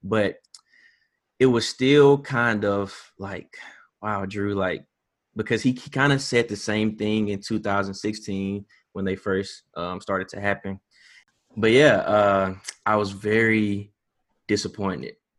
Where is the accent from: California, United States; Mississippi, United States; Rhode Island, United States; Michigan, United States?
Mississippi, United States; Hattiesburg; I am from Hattiesburg, born and raised